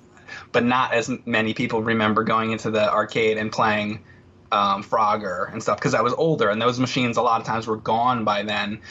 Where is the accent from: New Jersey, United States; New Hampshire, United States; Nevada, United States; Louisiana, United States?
New Jersey, United States; I grew up in New Jersey